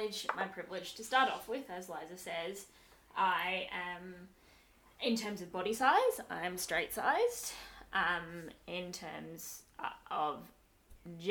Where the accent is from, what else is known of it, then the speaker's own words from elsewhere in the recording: Australia; I definitely identify as Australian, and not Sri Lankan. I was born and brought up here